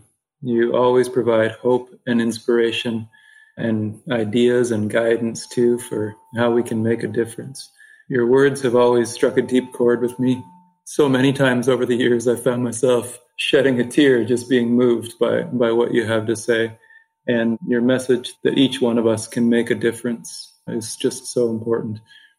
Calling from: Peterborough, Ontario, Canada; I'm calling in from Ontario, Canada, Peterborough, Ontario.

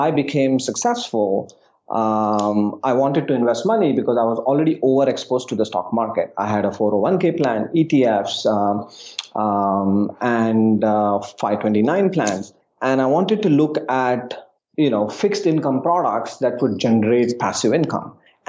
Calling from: New York City, New York, United States; I'm calling in from New York City.

